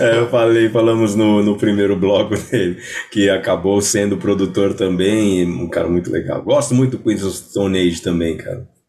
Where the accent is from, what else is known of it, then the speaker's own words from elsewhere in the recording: São Paulo, Brazil; also born or lived in Belenzinho, São Paulo; Eu sou, eu sou, nascido e criado na Moca